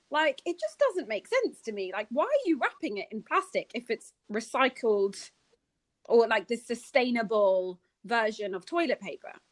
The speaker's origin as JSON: {"language": "English", "country": "Hungary", "tie": "born or raised there", "also_born_or_lived": "Germany", "second_language": "English", "said": "I grew up, I don't know how it was in Cape Town, but for me, growing up in Hungary and Germany, these factors have been implemented since I was tiny."}